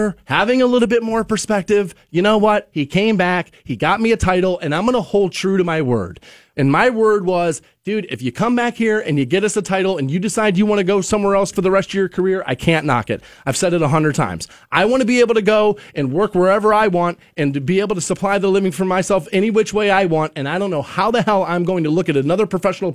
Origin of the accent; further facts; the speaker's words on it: Cleveland, Ohio, United States; I grew up in Cleveland and that I grew up a Cavaliers fan